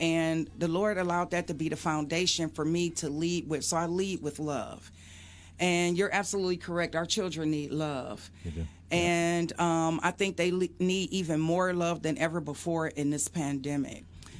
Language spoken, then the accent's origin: English; Detroit, Michigan, United States; being born and raised in Detroit and still living in Detroit.